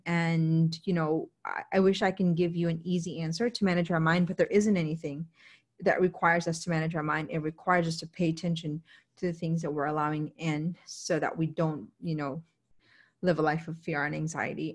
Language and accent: English; United States; an American